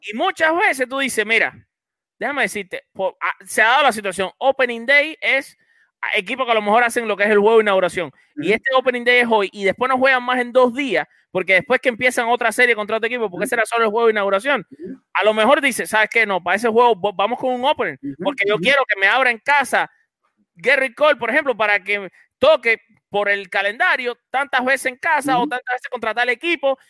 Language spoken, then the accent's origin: Spanish; Cuba; hay que decirlo en cubano